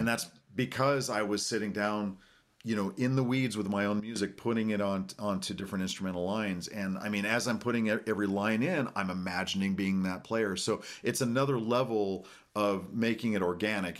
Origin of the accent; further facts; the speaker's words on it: Norman, Oklahoma, United States; now in Oklahoma City, United States; I am Chickasaw, Indian from Oklahoma. I was born here in Norman.